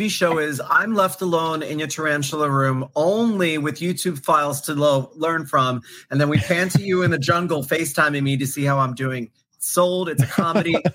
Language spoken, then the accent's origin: English; New York, United States; when I first moved here, I didn't have a license because I was from New York